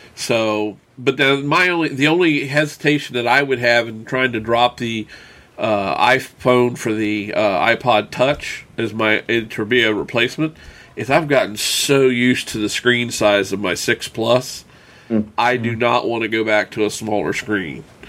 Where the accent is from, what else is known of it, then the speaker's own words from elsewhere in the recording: Winchester, Virginia, United States; right here in, in my hometown